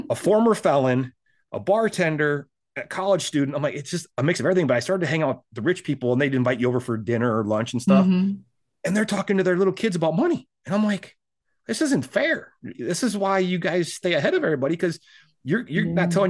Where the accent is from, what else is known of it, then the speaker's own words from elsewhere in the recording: South Dakota, United States; now in Texas, United States; I came to Texas from South Dakota